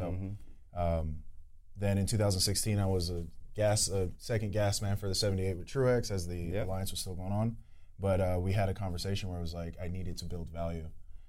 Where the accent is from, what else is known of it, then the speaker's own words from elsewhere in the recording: California, United States; moved away; I'm from California.